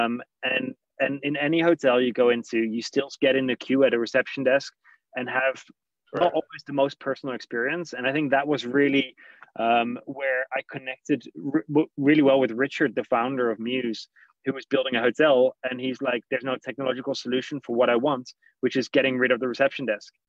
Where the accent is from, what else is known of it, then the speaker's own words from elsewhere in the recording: Netherlands; moved away; I'm Dutch originally